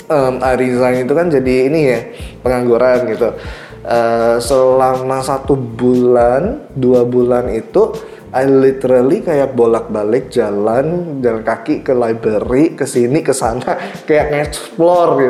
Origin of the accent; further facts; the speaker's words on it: Indonesia; aku dari orang Indo, aku, eh, eh orang Indo gitu.